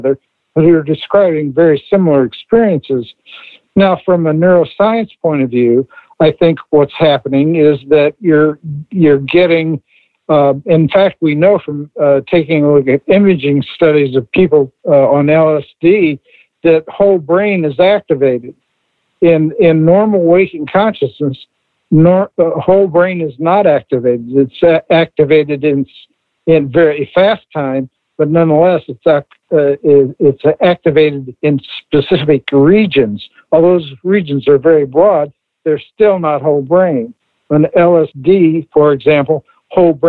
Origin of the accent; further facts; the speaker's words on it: Indiana, United States; I grew up in Indiana